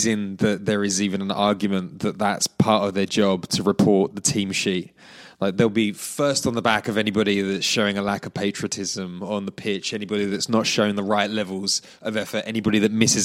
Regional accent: England, United Kingdom; I'm English.

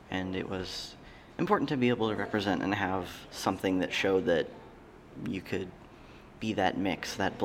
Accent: Bisbee, Arizona, United States; also born or lived in Tucson, Arizona; I'm originally, well, I was born in Tucson, but I'm from Bisbee, Arizona.

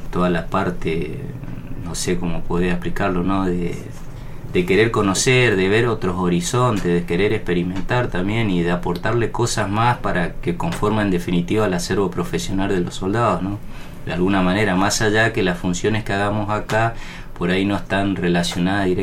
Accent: Resistencia, Chaco, Argentina; Eh, bueno, yo soy oriundo de Resistencia Chaco, del litoral.

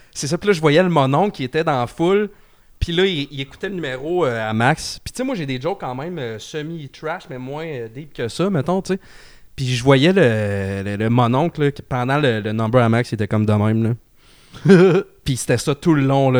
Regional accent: Trois-Rivières, Quebec, Canada; moi, je viens de Trois-Rivières

